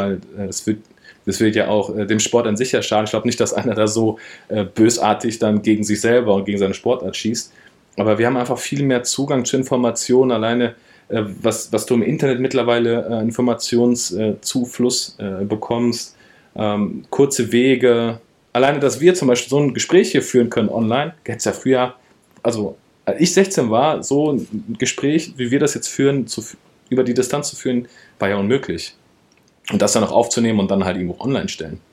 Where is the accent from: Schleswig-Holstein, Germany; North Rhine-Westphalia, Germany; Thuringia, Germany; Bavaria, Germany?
North Rhine-Westphalia, Germany; Wiedenbrück; also born or lived in Frankfurt / Berlin / Pforzheim / Heidelberg; Ich bin ja, guck mal, in Wiedenbrück aufgewachsen, groß geworden